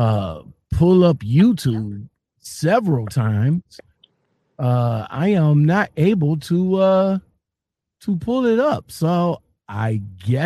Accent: Cleveland, Ohio, United States; I'm from Cleveland

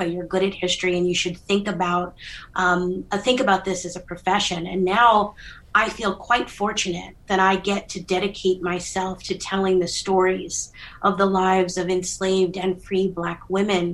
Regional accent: Philadelphia, Pennsylvania, United States; history was something that growing up in Philadelphia that you couldn't escape

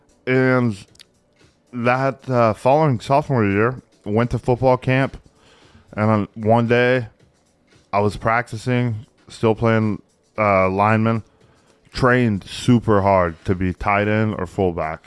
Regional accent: Texas, United States; we grew up in Texas

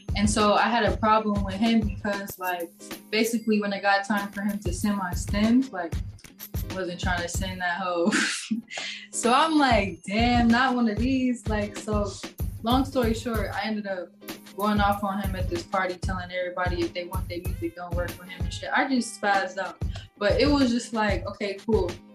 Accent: Dallas, Texas, United States; moved away as an adult; now in Los Angeles, United States; I'm from Dallas. Um, I moved to LA in like what was it? August 2019.

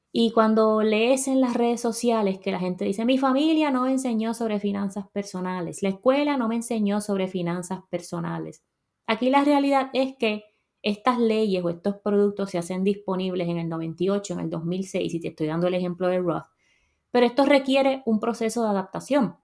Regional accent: Puerto Rico; moved away as an adult; now in United States; yo salí de Puerto Rico a los 26 años

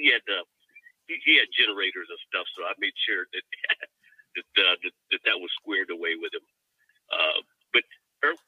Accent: Omaha, Nebraska, United States; now in Vacaville, United States; Originally, I'm from Omaha, Nebraska

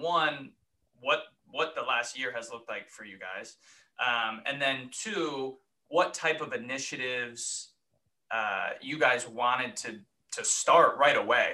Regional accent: Connecticut, United States; moved away as an adult; also born or lived in New York / Ohio; now in Columbus, United States; I grew up on the East Coast

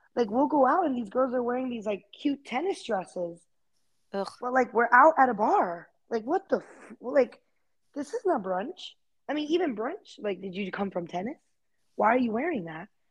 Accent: Fort Myers, Florida, United States; moved away as an adult; also born or lived in New York; now in Dallas, United States; my hometown, like in Fort Myers

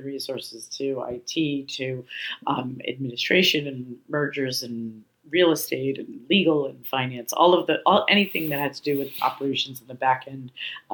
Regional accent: New York City, New York, United States; now in San Francisco, United States; As a little girl, I grew up in New York City

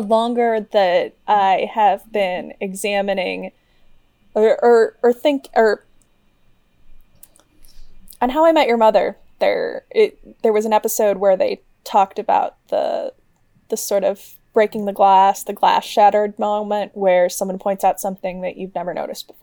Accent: Midwest, United States; I grew up in the Midwest, like Ben

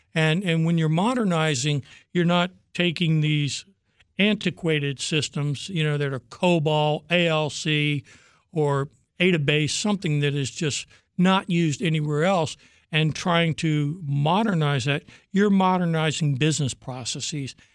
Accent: Virginia, United States; also born or lived in Norfolk, Virginia; I'm a Virginia boy my whole life.

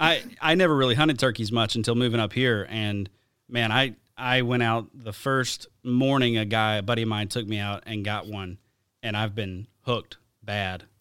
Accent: Alabama, United States; moved away; my hometown in Alabama

